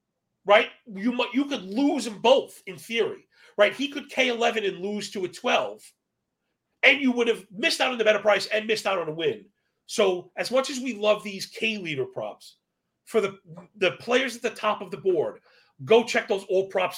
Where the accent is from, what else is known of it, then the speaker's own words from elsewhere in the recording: New York City, New York, United States; I'm from Brooklyn.